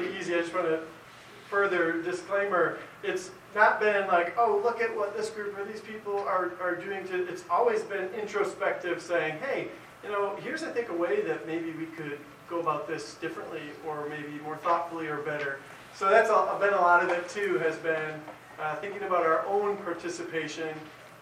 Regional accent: East Lansing, Michigan, United States; I grew up in East Lansing, where the Spartans play

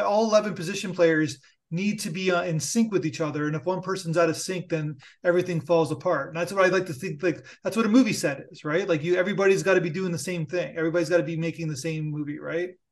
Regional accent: Canada; I'm Canadian

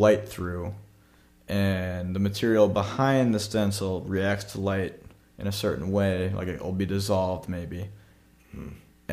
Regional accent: United States; we're American

